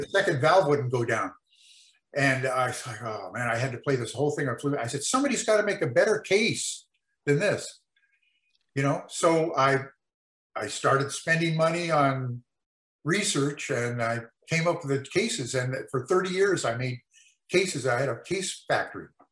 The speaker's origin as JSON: {"language": "English", "town": "El Monte", "region": "California", "country": "United States", "tie": "born or raised there", "also_born_or_lived": "Mexico", "said": "I grew up in El Monte, California"}